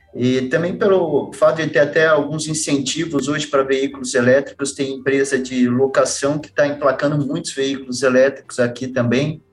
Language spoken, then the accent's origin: Portuguese; Campinas, São Paulo, Brazil; moved away as an adult; now in Curitiba, Brazil; mas morei até seis anos em São Paulo. Meu pai trabalhou na Mercedes também, trabalhou hum. por 22 anos na Mercedes. Então, ele começou em São Paulo, daí ele foi transferido para Campinas, que tinha a fábrica de ônibus, ele foi transferido para lá. Daí, com hum. seis anos, para lá